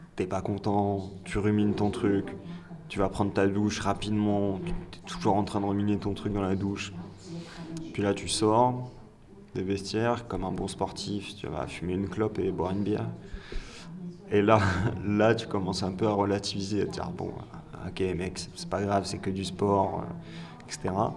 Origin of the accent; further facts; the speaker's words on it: France; l'éducation nationale nous a forgés en tant que Français on nous a appris à détester l'échec.